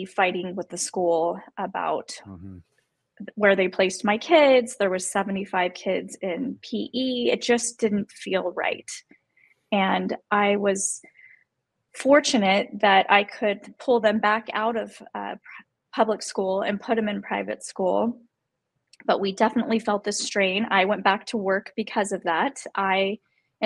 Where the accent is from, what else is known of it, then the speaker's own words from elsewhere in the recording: Las Vegas, Nevada, United States; I was born and raised in Las Vegas.